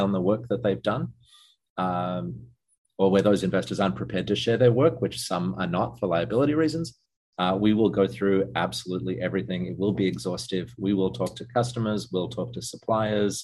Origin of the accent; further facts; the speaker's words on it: Australia; moved away; I'm Australian originally